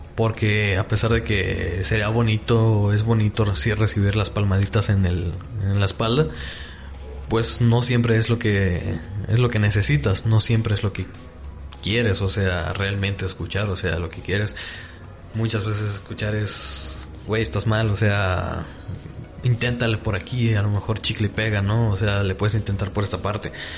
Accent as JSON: {"language": "Spanish", "town": "Tlaquepaque", "region": "Jalisco", "country": "Mexico", "tie": "born or raised there", "said": "soy orgullosamente tapateo. Nací en Tlaquepaque"}